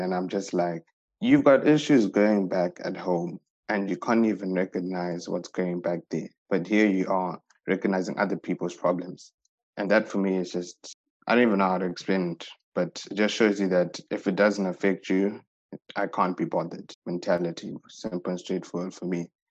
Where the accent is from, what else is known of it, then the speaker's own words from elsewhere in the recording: Zimbabwe; We come from Zimbabwe